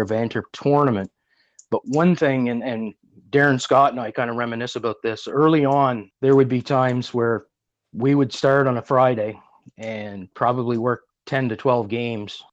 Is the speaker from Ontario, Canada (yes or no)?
no; Fredericton, New Brunswick, Canada; also born or lived in Oromocto; I grew up in Fredericton, which is 20 kilometers away, the capital here in New Brunswick. Been here all my life